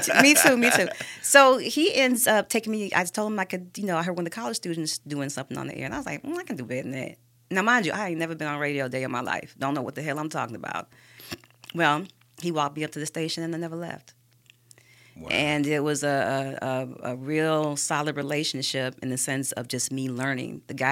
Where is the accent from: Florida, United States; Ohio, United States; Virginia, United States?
Florida, United States; Tampa; also born or lived in St. Petersburg, Florida, United States; I love Florida. I grew up in Florida, in Tampa, and St. Pete. And so most of my family and friends are down there as well.